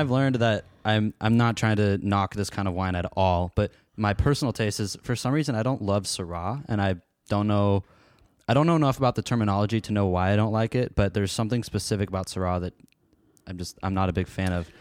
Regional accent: Portland, Oregon, United States; now in Seattle, United States; I grew up in the Portland area. Now I live in Seattle

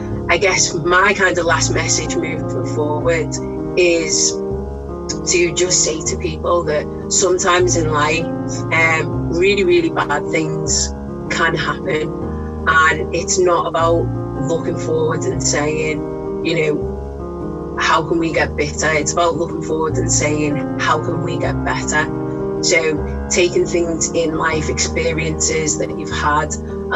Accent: Liverpool, North West England, United Kingdom; I'm actually from Liverpool, place that I'll always call home

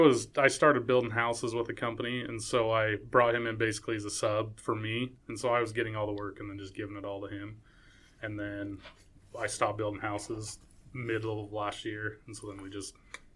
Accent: Payson, Utah, United States; I'm from Payson, born and raised and still live there.

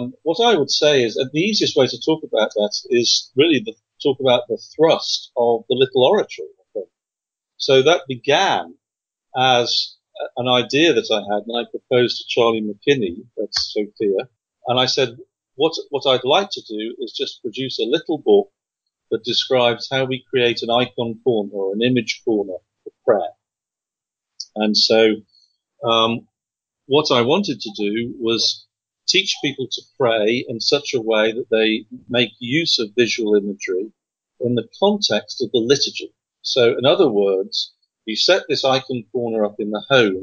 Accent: England, United Kingdom; moved away; I come from England

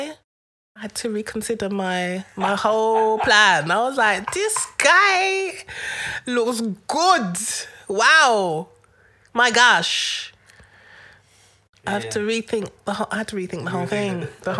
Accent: United Kingdom; We're from Aruchuku. It was different for me growing up, for me, because I'm the only one in the family that was born in the UK.

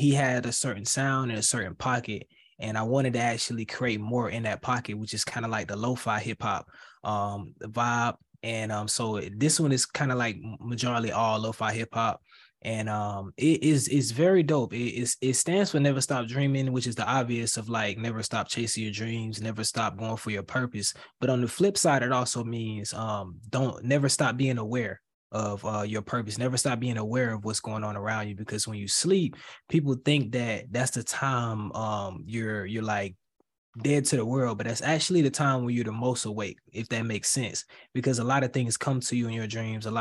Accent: Florida, United States; I'm from Florida

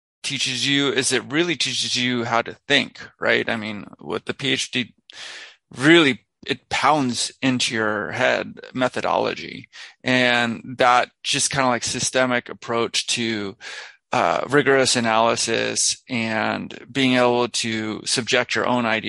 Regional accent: California, United States; also born or lived in Washington, D.C.; now in Hawaii, United States; I'm originally from California

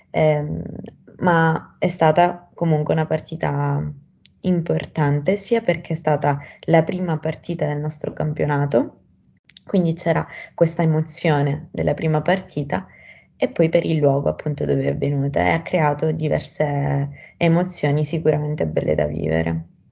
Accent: Sicily, Italy; moved away as an adult; now in Rome, Italy; ho 18 anni, sono siciliana.

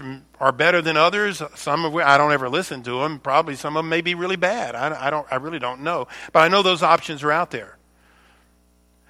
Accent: the South, United States; I'm from the South

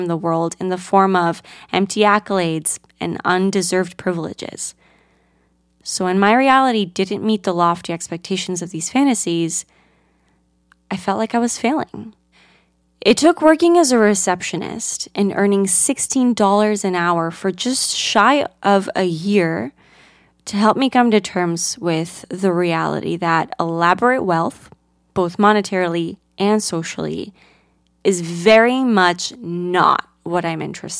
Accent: Greece; now in United States; I grew up in Greece, a country universally adored for its rich Mediterranean culture and natural beauty

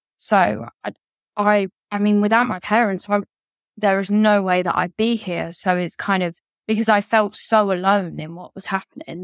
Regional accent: Derby, East Midlands, United Kingdom; now in Kent, United Kingdom; I am originally from Derby in England, but now I live in Kent.

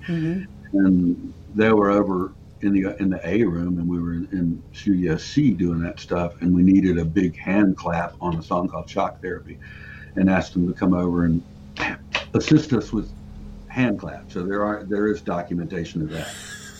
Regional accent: Charlotte, North Carolina, United States; now in Southport, United States; I was born in Charlotte. I'm living in Southport, North Carolina now, which is about, it's on the coast, about 4 hours away from here.

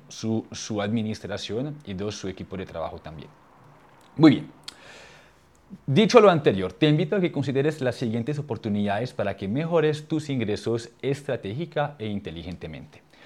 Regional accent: France; accent: French; Spanish is a second language; moved away; mi idioma no es el español, pues yo soy, yo soy francés y tengo el acento

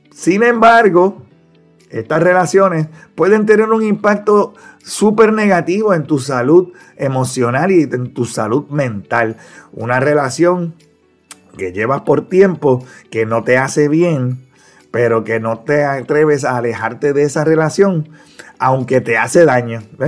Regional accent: Ponce, Puerto Rico; cursaba la escuela elemental allá en mi pueblo de Ponce, aquí en Puerto Rico

